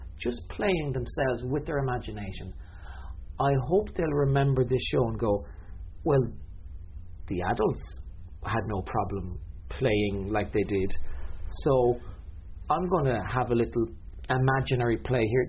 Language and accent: English; Cork, Munster, Ireland; growing up in Cork, I distinctly remember playing with stones, pebbles